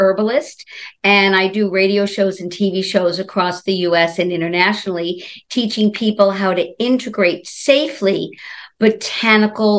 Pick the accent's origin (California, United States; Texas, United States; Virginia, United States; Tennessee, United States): California, United States; Los Angeles; now in Brooklyn, United States; originally from Los Angeles